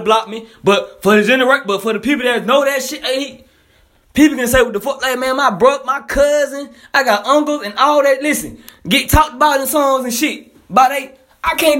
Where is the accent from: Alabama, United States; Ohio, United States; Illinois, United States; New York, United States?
Alabama, United States; Montgomery; I'm from Montgomery, Alabama